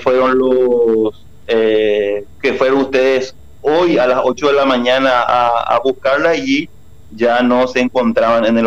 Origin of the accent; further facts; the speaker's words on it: Paraguay; como paraguayos, como ciudadanos